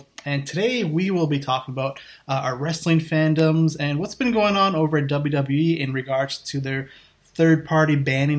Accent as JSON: {"language": "English", "country": "Canada", "said": "I'm from Canada"}